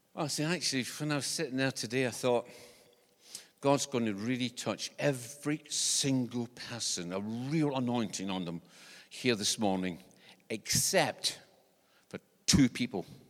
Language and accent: English; Scotland, United Kingdom; accent: Scottish; now in New Zealand; When I was growing up in, in Scotland, because I, I'm from Scotland, this is not an English accent.